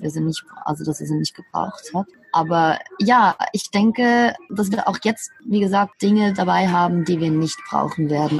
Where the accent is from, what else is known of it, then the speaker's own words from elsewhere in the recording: Switzerland; moved away as an adult; ich bin 37, bin ursprünglich aus der Schweiz